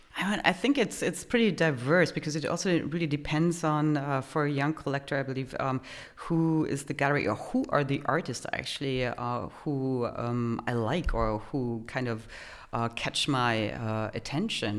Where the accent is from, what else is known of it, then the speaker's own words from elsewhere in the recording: Germany; moved away as an adult; also born or lived in Poland / United States; now in Vienna, Austria; Originally from Poland, I grew up in Germany